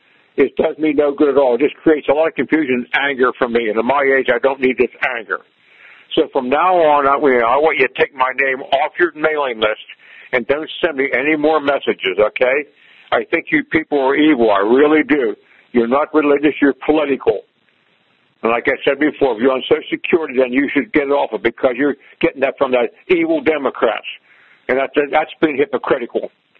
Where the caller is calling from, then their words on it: Altoona, Pennsylvania, United States; I'm calling from Altoona, Pennsylvania.